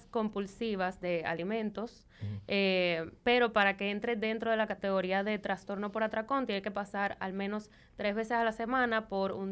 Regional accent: Venezuela; moved away as an adult; also born or lived in Miami; básicamente me crié en Venezuela. Eh, tengo 12 años viviendo aquí ya.

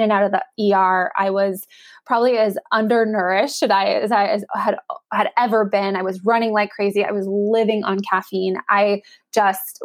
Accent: Northern California, United States; I'm from Northern California. We had a NBA team in town.

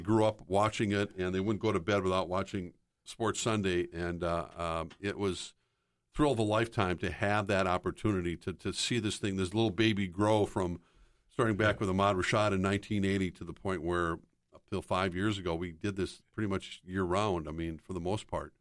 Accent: Minneapolis, Minnesota, United States; growing up in the Twin Cities

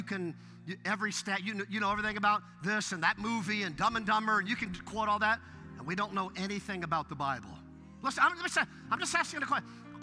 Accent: Westlake Village, California, United States; also born or lived in Ventura, California; I was raised in Westlake Village

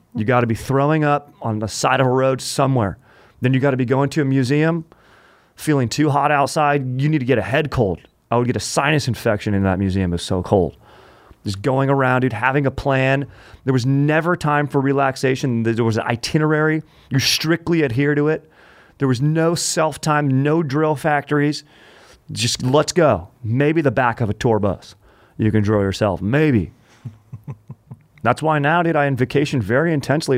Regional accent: Orange County, California, United States; I grew up in Orange County

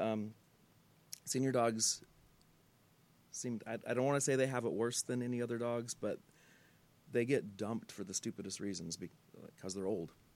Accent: Pomona, California, United States; growing up in Pomona

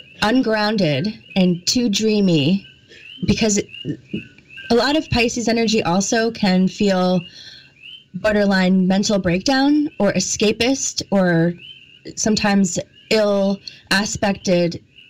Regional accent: New England, United States; I also have an accent and I really have to watch my A's also because I was brought up in the East Coast in like New England area.

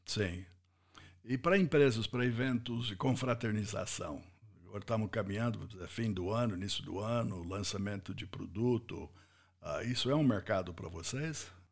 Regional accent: United States; Portuguese is a second language; moved away as an adult; now in Brazil; como americano eu, eu, eu ouvi isso primeira vez nos Estados Unidos

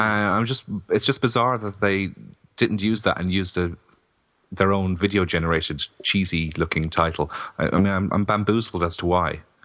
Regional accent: Kilkenny, Leinster, Ireland; my hometown of Kilkenny

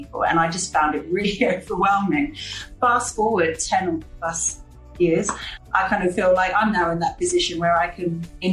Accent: London, United Kingdom; moved away as an adult; now in Palma, Spain; I grew up in London.

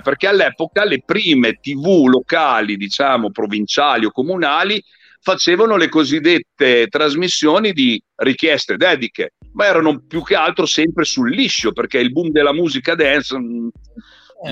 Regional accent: Modena, Emilia-Romagna, Italy; sono di Modena

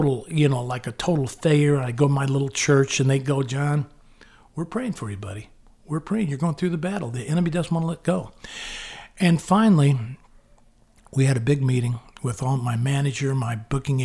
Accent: United States; I'm American. I go to church, you know, twice a year

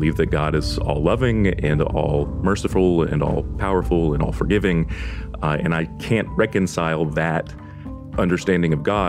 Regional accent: Deep South, United States; I am from the Deep South

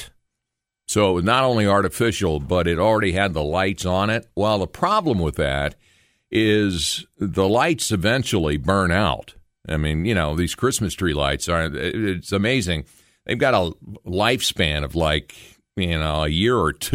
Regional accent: Logan, United States; my hometown of Logan

